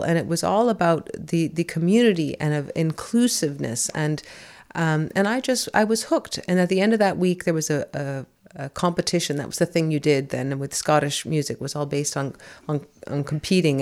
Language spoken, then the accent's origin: English; San Francisco, California, United States; also born or lived in New York City; I was born in New York City, but I was raised in San Francisco